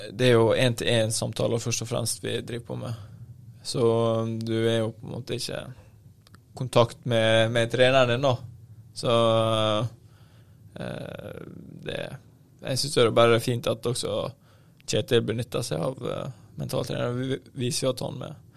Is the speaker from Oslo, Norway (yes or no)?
no; Ålesund, Møre og Romsdal, Norway; jeg kom jo fra, eh, fra Ålesund